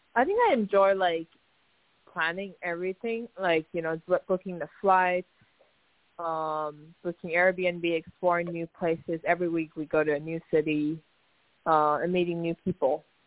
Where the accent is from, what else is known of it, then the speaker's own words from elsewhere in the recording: Taiwan; moved away as an adult; also born or lived in Oregon, United States; born and raised in Taiwan, and um, till I was 18 years old, I came to the University of Oregon